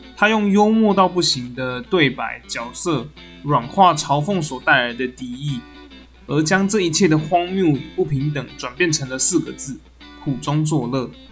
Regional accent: rural Tainan, Taiwan; 我是一个在台南乡下长大的小孩

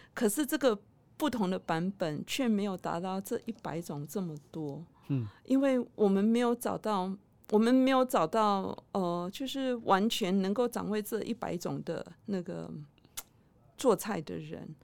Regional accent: Kelantan, Malaysia; first language Mandarin; moved away as an adult; now in Taiwan; 相较于我的故乡的海是沙滩

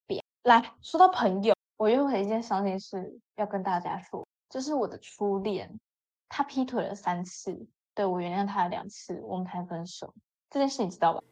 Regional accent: Hsinchu, Taiwan; 因为我们是新竹人嘛

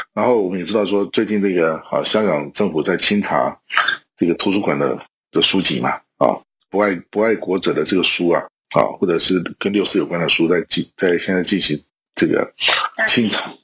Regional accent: Taiwan; 我们台湾人今天的生活方式才有可能延续下去

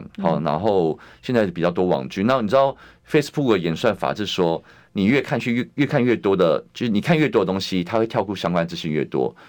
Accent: Taipei, Taiwan; 我是在那个永康街长大。后来也是，后来虽然是搬家，但是搬到隔壁青田街去，对，就是在那附近这样子。

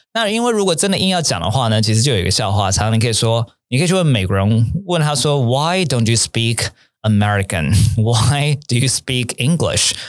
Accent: Taiwan; 明明我们是台湾人

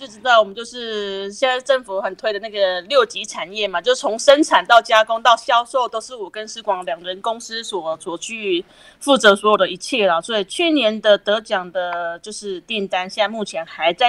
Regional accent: Nantou County, Taiwan; 对对对，是我的故乡。

